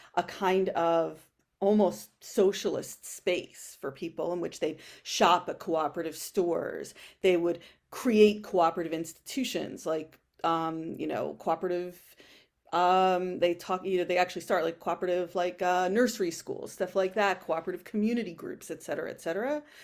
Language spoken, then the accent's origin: English; New York City, New York, United States; also born or lived in Berlin; I grew up in Co-op City